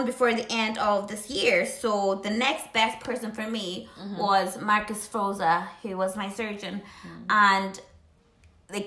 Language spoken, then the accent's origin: English; Ireland; now in United Kingdom; I'm Irish